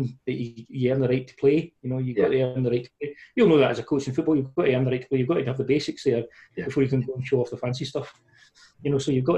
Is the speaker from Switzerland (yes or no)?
no; Paisley, Scotland, United Kingdom; accent: Paisley; my Glasgow accent, well, Paisley accent